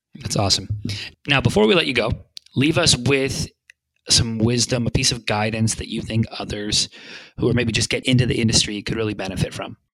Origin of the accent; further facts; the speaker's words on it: Vancouver, British Columbia, Canada; now in Santa Monica, United States; I'm from Vancouver, British Columbia originally